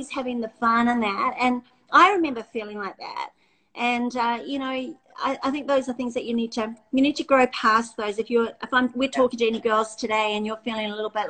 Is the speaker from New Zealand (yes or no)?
yes; New Zealand; I'm a Kiwi girl